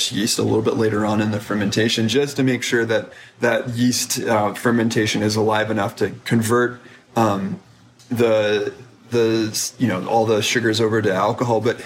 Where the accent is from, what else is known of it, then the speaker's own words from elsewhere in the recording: United States; as an American